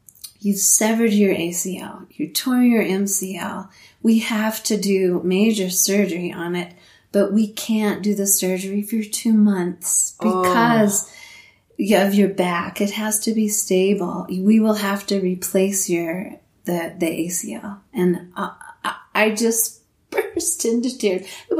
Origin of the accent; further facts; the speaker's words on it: Leadville, Colorado, United States; when you are born and raised in Leadville and it's like your hometown thing, it's more special. So for me, having that in my mind the whole entire time